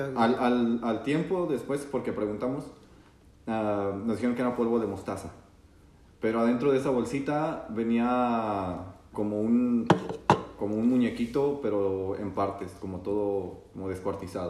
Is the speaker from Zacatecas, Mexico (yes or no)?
yes; Zacatecas, Mexico; ese lugar, que es Zacatecas, está bien porque yo también soy de allá